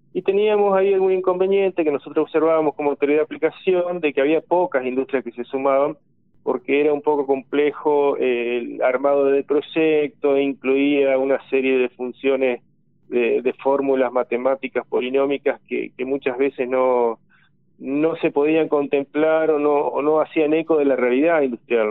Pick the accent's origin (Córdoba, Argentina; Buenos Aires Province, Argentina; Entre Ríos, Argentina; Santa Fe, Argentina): Entre Ríos, Argentina; Crespo; yo soy puntualmente de Crespo